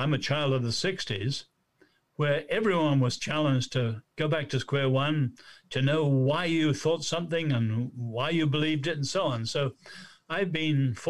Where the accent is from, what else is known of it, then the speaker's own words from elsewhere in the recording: China; moved away; also born or lived in Nanjing, China; I was born in China